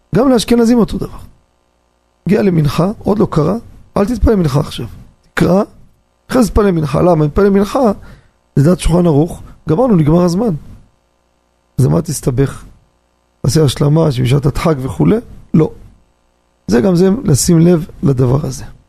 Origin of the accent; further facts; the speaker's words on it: Jerusalem, Jerusalem District, Israel; גדלתי בירושלים, שכונת הקטמונים